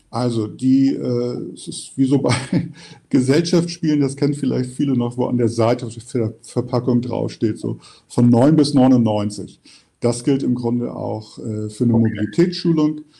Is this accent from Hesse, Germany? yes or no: no; Hamburg, Germany; also born or lived in Düren; Ich sitze gerade in meiner Heimatstadt, dem schönen Hamburg, im Fenster meines Büros.